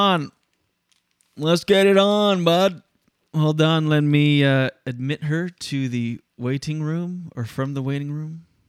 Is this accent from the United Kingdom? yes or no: no; Canada; I'm very Canadian.